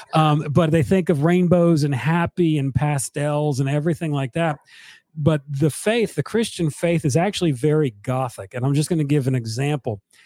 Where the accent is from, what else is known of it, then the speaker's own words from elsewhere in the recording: Northeast, United States; moved away; I'm from the Northeast